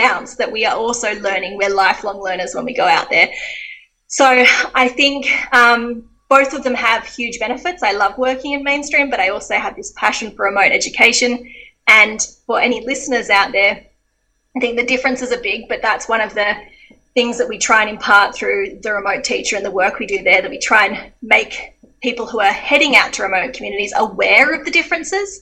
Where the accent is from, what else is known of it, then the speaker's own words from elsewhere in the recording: Geelong, Victoria, Australia; moved away as an adult; my sheltered middle-class Geelong life.